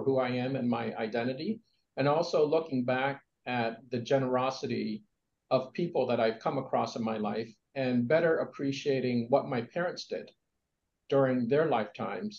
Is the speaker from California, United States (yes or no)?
no; Columbia, Maryland, United States; also born or lived in Vietnam; growing up in Columbia, Maryland